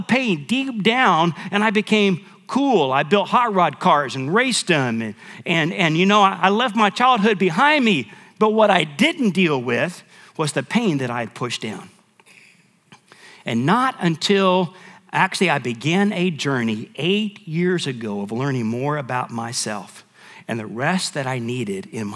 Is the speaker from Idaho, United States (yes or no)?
no; Michigan, United States; now in San Antonio, United States; My dad had got out of the military. We went to Michigan where we lived